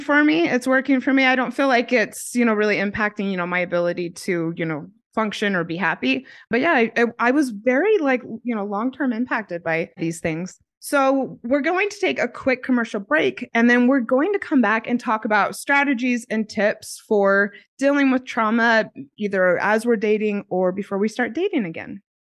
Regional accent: United States; moved away as an adult; also born or lived in Australia; I'm American and I was in America, and then I en-, ended up moving to Australia because I had a job opportunity.

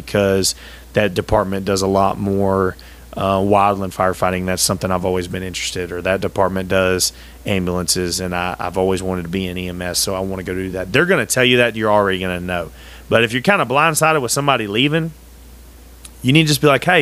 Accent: United States; being an American was always 100% very important to me

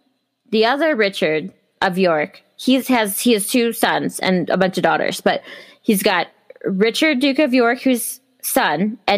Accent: England, United Kingdom; Oh, wait, we're not French. We're English.

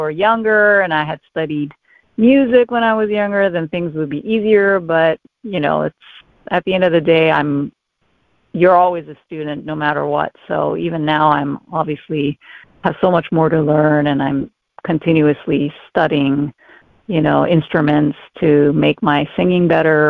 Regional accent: Hawaii, United States; first language English; Growing up in Hawaii, I started out with ballet

